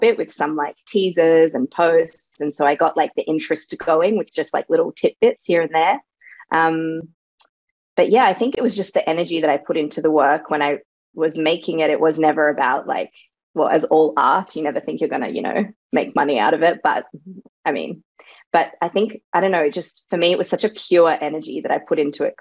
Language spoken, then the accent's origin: English; Sydney, New South Wales, Australia; first language Serbo-Croatian; English is a second language; moved away as an adult; also born or lived in Bosnia / London / Berlin; now in Paris, France; I was born in Europe, in former Yugoslavia or Bosnia nowadays, but I grew up in Sydney